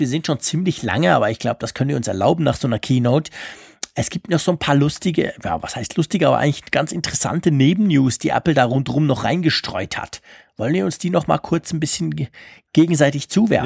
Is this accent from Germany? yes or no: no; Switzerland; als Schweizer, weil wir Schweizer